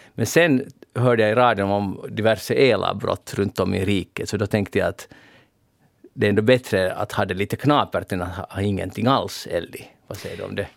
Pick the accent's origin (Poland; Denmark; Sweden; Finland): Finland; Pargas, Southwest Finland; Jag kommer nämligen från Pargas